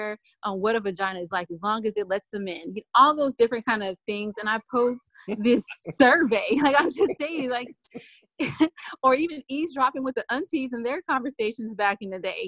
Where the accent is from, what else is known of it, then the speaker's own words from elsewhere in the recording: California, United States; I'm from Cali